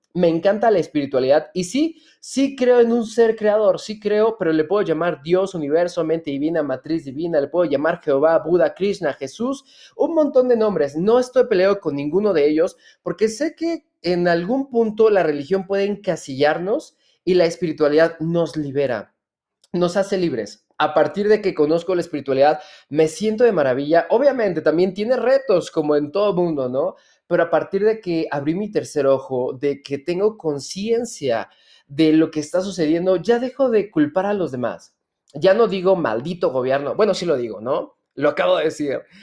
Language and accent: Spanish; Hidalgo, Mexico; yo nací en Hidalgo?